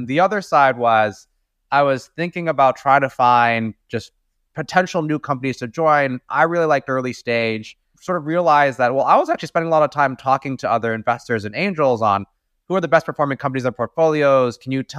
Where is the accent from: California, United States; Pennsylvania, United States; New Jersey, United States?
California, United States; Daly City; also born or lived in East Coast; I was born and raised in the San Francisco Bay Area. So my parents actually moved to the US from China to go to school here. And I ended up starting my life in Daly City, specifically right outside of San Francisco.